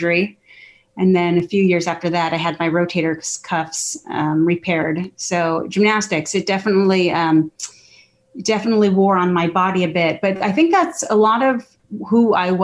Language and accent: English; Scottsdale, Arizona, United States; I'm from the Southwest. I was born and raised in Scottsdale, Arizona